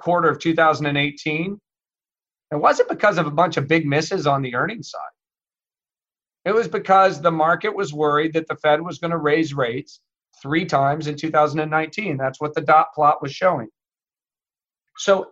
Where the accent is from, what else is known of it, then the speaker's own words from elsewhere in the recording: Midwest, United States; I grew up in the Midwest